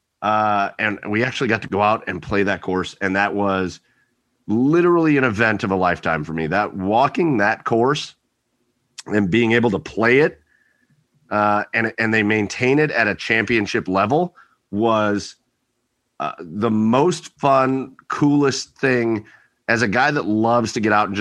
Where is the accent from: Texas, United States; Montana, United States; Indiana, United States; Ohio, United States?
Ohio, United States; Rocky River; they filmed like all the shots from around town in Rocky River. So that was just my hometown in a movie